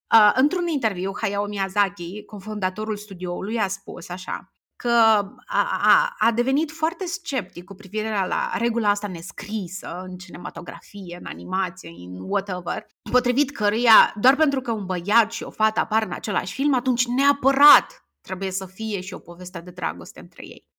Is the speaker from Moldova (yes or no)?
yes; Strășeni, Strășeni District, Moldova; m-am născut în orașul Strășeni, sunt din Republică